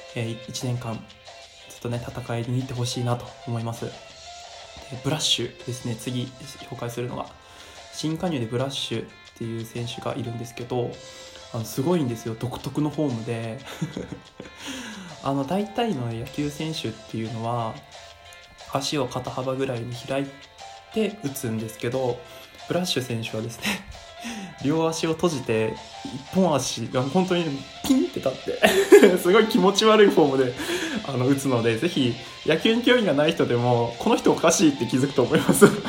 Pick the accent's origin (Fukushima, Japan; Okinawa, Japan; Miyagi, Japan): Miyagi, Japan; 宮城県出身なので